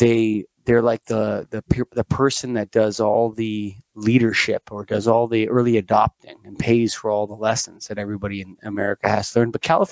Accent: Toronto, Ontario, Canada; Ontario, Canada. I'm from Toronto. I'm from Toronto, right?

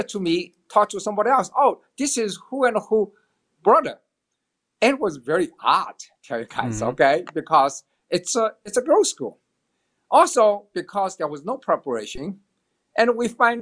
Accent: Shanghai, China; moved away; I was born in China, Shanghai, China, long, long time ago, 1954, June 9th

